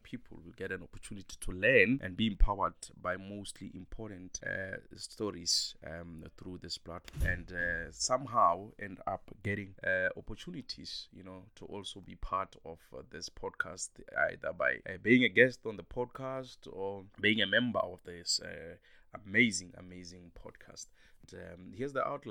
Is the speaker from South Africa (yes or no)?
yes; South Africa; as South African and being in South Africa, we have about 12 languages